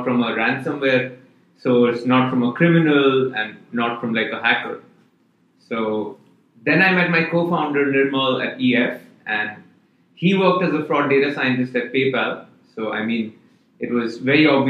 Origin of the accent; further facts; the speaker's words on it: India; moved away; I'm originally from India